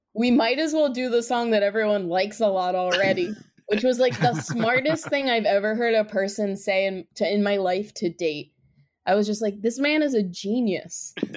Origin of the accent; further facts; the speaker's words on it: New Jersey, United States; we're from New Jersey